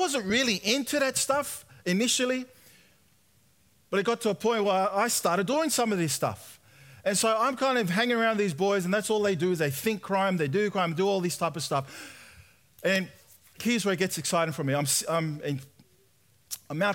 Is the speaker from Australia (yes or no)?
yes; Sydney, New South Wales, Australia; I was born and raised in Sydney